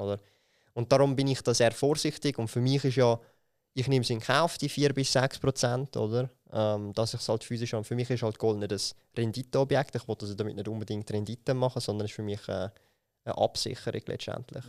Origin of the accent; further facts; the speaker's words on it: Switzerland; bei uns in der Schweiz